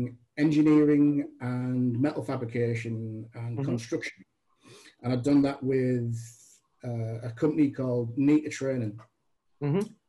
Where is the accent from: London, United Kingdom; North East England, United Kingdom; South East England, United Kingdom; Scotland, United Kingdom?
North East England, United Kingdom; Middlesbrough; Born in sunny Middlesbrough, in the grim northeast